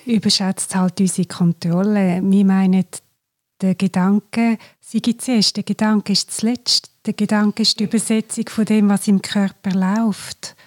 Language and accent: German; Glarus, Switzerland; ich komme aus dem Glarnerland